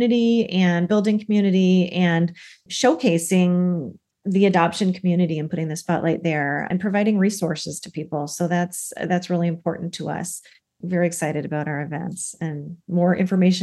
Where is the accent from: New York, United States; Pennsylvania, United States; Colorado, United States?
Colorado, United States; Denver; also born or lived in Seattle area; now in Seattle, United States; Denver, which is where Lori resides and my hometown, my other hometown